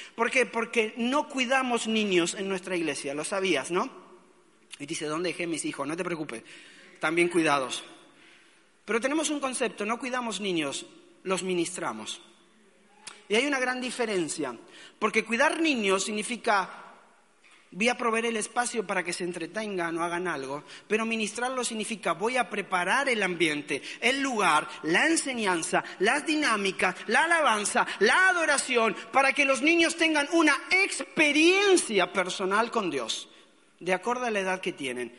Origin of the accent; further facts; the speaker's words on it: Argentina; also born or lived in Mexico; now in Valencia, Spain; soy argentino, ¿ok? Pero viví muchos años en México y ahí me formé